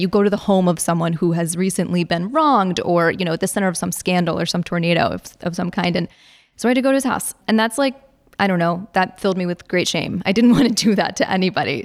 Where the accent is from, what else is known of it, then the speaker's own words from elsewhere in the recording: Virginia, United States; I'm from Virginia